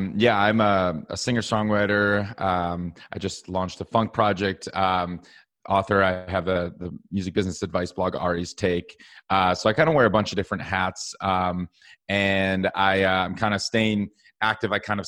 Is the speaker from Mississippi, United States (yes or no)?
no; Madison, Wisconsin, United States; Yeah, so I grew up in Madison, Wisconsin, but I actually moved to Minneapolis Music Hub, where Prince is from, for school.